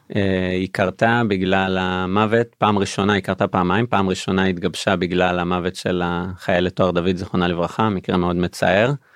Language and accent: Hebrew; Beersheba, Southern District, Israel; בבאר שבע, עיר הולדתי במקור